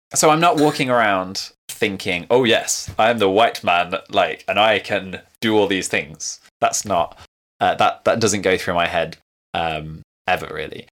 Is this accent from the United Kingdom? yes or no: yes; Leicester, East Midlands, United Kingdom; I grew up in Leicester